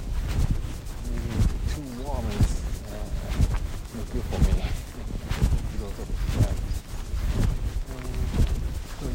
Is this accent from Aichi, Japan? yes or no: yes; Nagoya, Aichi, Japan; English is a second language; moved away as an adult; now in Fukushima Prefecture, Japan; the Nagoya city where my hometown and my house is